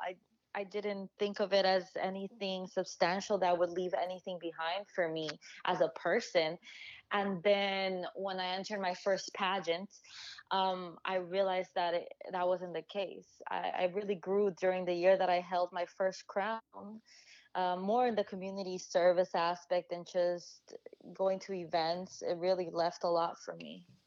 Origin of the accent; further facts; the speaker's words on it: Honduras; now in United States; I'm originally from Honduras